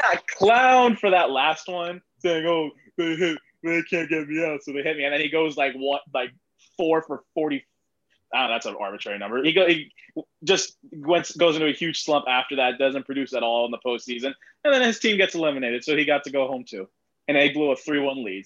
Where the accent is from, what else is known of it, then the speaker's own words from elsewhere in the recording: Miami Gardens, Florida, United States; I grew up like 10 minutes away from the old stadium, Joe mm-hmm. Robbie slash Sun Life slash Dolphin Stadium